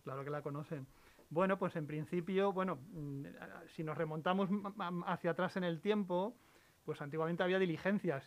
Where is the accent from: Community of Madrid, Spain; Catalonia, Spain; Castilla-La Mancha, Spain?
Castilla-La Mancha, Spain; La Guardia; moved away; Mi, pueblo es en, Toledo, en La Guardia, en, mm. La Mancha, en, la carretera de Andalucía